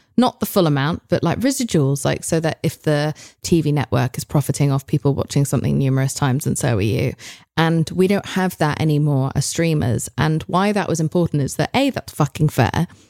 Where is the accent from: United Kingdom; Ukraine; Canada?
United Kingdom; now in United States; I come from Britain, which is notorious for having six episode series